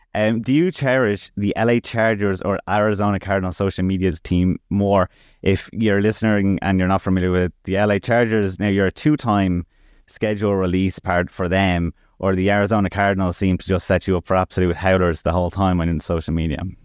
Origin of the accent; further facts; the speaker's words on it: Ireland; as Irish people, it's a growing sport over here